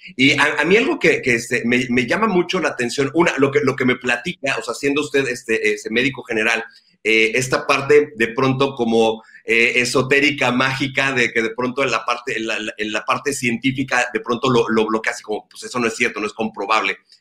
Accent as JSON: {"language": "Spanish", "town": "Ensenada", "region": "Baja California", "country": "Mexico", "tie": "born or raised there", "moved": "yes", "said": "el haber regresado aquí a mi querida Ensenada, a mi, a mi ciudad natal."}